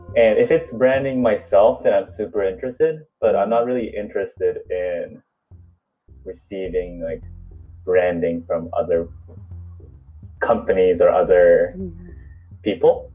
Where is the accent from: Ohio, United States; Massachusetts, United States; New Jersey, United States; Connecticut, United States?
Massachusetts, United States; Boston; also born or lived in New York; now in Japan; moved to uh, Boston, Massachusetts, mm-hmm. where I spent most of my life.